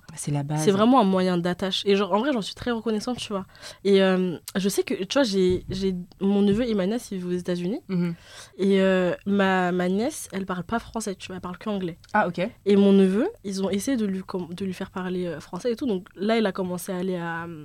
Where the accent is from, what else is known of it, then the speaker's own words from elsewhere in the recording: Mali; moved away; parce que quand je suis venue du Mali, j'ai une période où je parlais tellement français